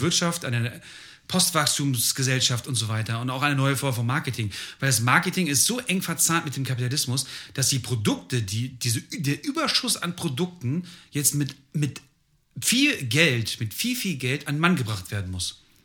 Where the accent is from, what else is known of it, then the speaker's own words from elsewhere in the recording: Germany; aus irgendeinem Grund bin ich Deutscher